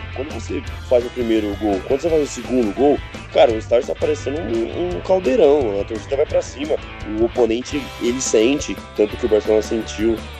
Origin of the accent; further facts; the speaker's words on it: Brazil; a gente é brasileiro, brasileiro analisando